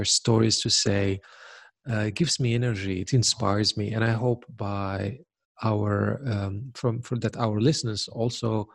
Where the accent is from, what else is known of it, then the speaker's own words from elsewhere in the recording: Morocco; We're both from there.